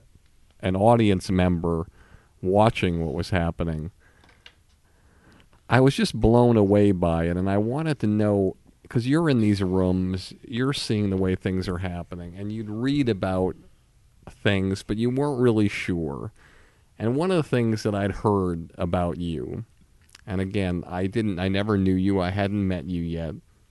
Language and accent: English; Longmeadow, Massachusetts, United States; I was from Longmeadow, Massachusetts.